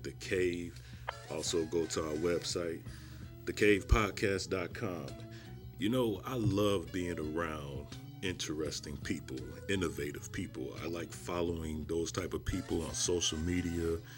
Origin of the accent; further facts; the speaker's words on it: Chicago, Illinois, United States; I'm from Chicago